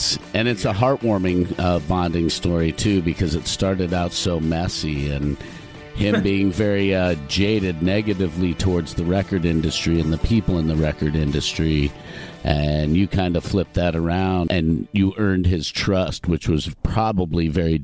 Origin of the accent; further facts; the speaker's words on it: Colorado, United States; I saw him at Red Rocks. I grew up in Colorado.